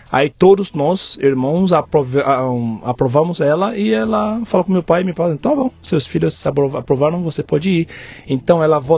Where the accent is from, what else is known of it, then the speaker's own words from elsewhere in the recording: Ibadan, Oyo, Nigeria; Portuguese is a second language; moved away as an adult; now in São Paulo, Brazil; Eu nasci, eu nasci na Nigéria, na cidade chama, chamada Ibadan.